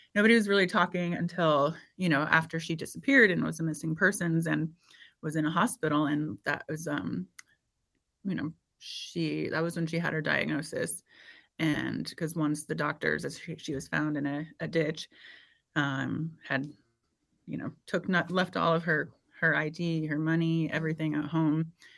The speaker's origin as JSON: {"language": "English", "region": "Indiana", "country": "United States", "tie": "born or raised there", "said": "I grew up in Indiana"}